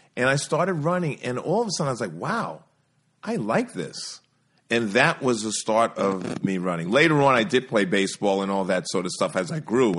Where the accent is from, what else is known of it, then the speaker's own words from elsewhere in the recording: New York City, New York, United States; grew up in New York City